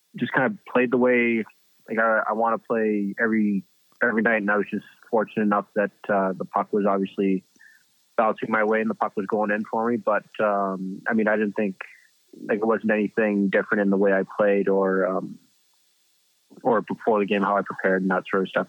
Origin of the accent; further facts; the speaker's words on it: Canada; a kid growing up in Canada